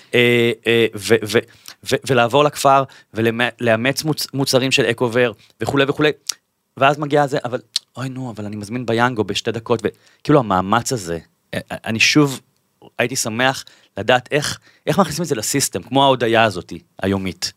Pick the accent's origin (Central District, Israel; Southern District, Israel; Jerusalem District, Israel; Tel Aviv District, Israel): Tel Aviv District, Israel; Bat Yam; moved away as an adult; now in Tel Aviv, Israel; אני אה, גר בתל אביב מגיל 21, במקור אני מבת ים